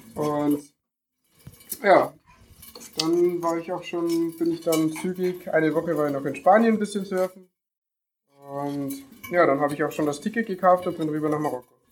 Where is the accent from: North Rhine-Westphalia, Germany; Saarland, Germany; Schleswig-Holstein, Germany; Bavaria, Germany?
Bavaria, Germany; Deggendorf; Ich bin 20 und bin aus Niederbahn. Ähm, gegen Deckendorf genau genommen